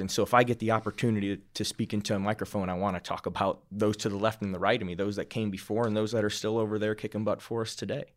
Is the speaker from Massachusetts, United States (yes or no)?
no; Iowa, United States; moved away as an adult; now in Fort Collins, United States; I'm a kid from Iowa